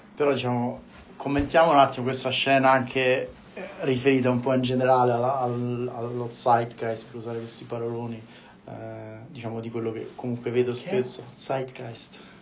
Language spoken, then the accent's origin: Italian; Rome, Lazio, Italy; io essendo romano